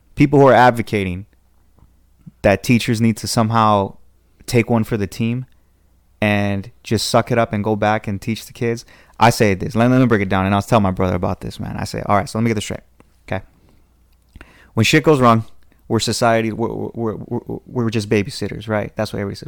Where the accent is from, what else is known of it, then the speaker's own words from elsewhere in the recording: Southern California, United States; Southern California